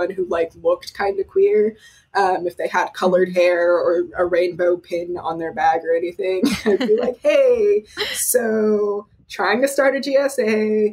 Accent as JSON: {"language": "English", "town": "Austin", "region": "Texas", "country": "United States", "said": "I'm from Austin, Texas"}